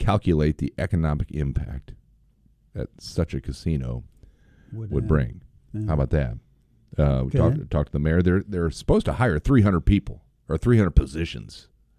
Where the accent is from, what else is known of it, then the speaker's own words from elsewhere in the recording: St. Louis, Missouri, United States; moved away; I grew up in St. Louis